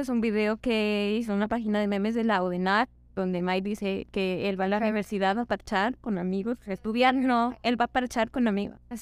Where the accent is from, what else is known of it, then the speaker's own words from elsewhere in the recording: Ipiales, Nariño, Colombia; moved away; Quiero devolverme a mi casa, yo soy de Ipiales